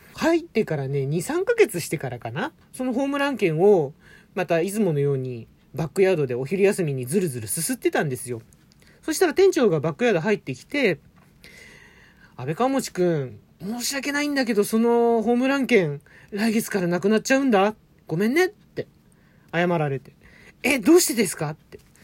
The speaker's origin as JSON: {"language": "Japanese", "region": "Tokyo", "country": "Japan", "tie": "born or raised there", "said": "東京生まれ"}